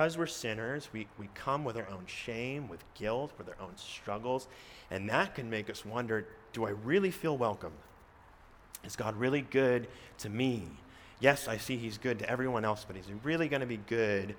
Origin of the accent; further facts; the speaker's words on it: Antioch, California, United States; moved away as an adult; also born or lived in Chicago; now in Escondido, United States; I came down to Escondido from Antioch, California. This is back in 2013 to go to Westminster Seminary in California. I'd been accepted and left the town I grew up